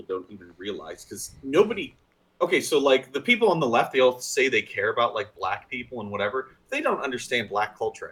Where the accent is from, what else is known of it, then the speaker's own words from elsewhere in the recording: Pennsylvania, United States; we're two idiots from Pennsylvania